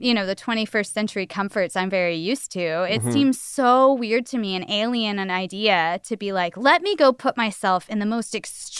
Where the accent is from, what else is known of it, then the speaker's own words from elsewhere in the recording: Georgia, United States; of course, I'm from Georgia where we rarely go under 30.